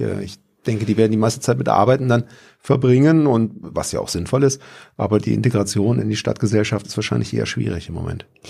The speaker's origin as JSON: {"language": "German", "town": "Pforzheim", "region": "Baden-Württemberg", "country": "Germany", "said": "bei uns in Pforzheim"}